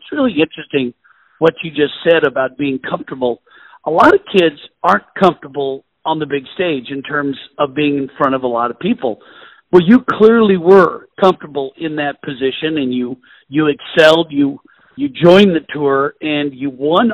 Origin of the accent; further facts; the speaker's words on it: Portland, Oregon, United States; I grew up in Portland, Oregon.